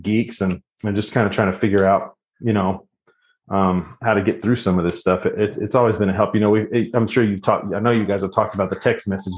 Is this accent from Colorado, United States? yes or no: no; Corpus Christi, Texas, United States; I grew up in Corpus Christi, Texas